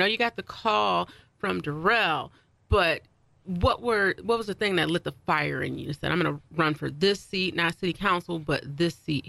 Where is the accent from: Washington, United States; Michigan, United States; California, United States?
Michigan, United States; Lansing; That's where I grew up. I grew up on Southwest Side, like in off of like Waverly, near like Jolly-ish.